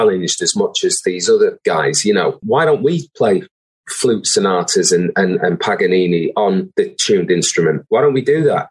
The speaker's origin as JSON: {"language": "English", "town": "Manchester", "region": "North West England", "country": "United Kingdom", "tie": "born or raised there", "said": "I was from Burnage, you know, in South Manchester"}